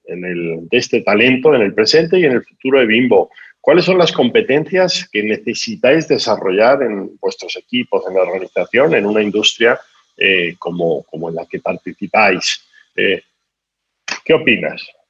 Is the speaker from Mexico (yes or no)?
no; Spain; yo soy español, como se manifiesta por mi acento